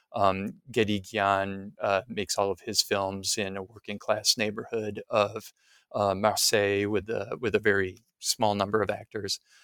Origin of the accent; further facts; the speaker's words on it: Midwest, United States; moved away; I'm from the Midwest, uh, United States